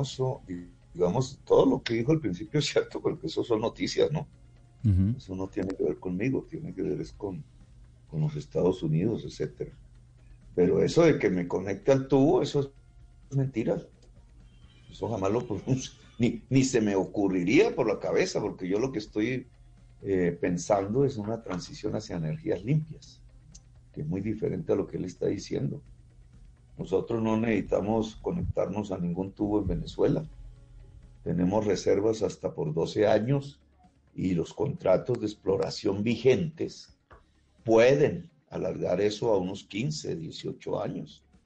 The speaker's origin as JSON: {"language": "Spanish", "town": "Zipaquirá", "region": "Cundinamarca", "country": "Colombia", "tie": "born or raised there", "also_born_or_lived": "Ciénaga de Oro, Córdoba", "moved": "as an adult", "said": "desde Zipaquirá yo vivo de los, desde los 10 hasta los 25 años."}